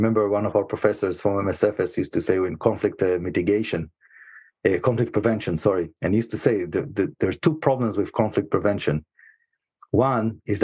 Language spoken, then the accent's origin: English; Israel; moved away as an adult; now in United States; I was born and raised in Israel